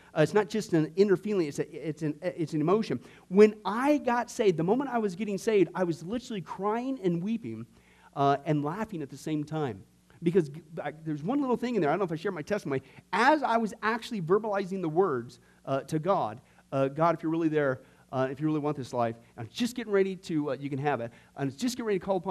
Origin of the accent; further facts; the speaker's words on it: Nebraska, United States; When I was growing up in Nebraska, when I was in fourth and fifth grade, out in this little, small, little, dinky little town